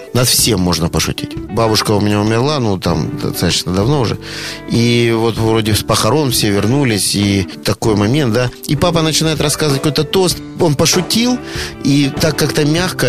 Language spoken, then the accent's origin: Russian; Rostov-on-Don, Rostov Oblast, Russia; я дважды отец, ростовчанин и риэлтор